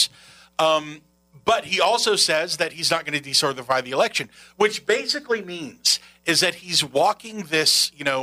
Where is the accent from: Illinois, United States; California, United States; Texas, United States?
Texas, United States; now in La Crosse, United States; I'm from Texas